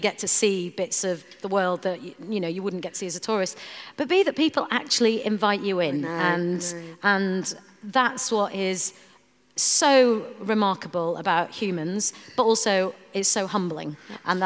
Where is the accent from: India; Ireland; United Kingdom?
United Kingdom; Bradford, Yorkshire and the Humber; I grew up in Bradford and in Yorkshire